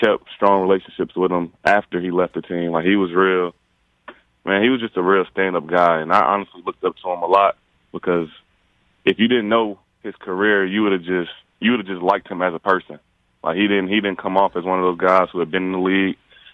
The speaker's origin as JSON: {"language": "English", "region": "East Coast", "country": "United States", "moved": "yes", "lives_now": "Las Vegas, United States", "said": "I'm from the East Coast"}